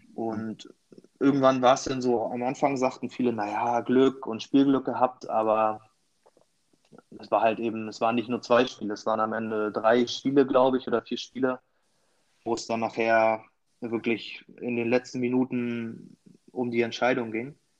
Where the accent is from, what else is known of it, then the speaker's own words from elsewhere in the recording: near Schwerin, Mecklenburg-Vorpommern, Germany; ganz, ganz ursprünglich wirklich Nähe von Schwerin.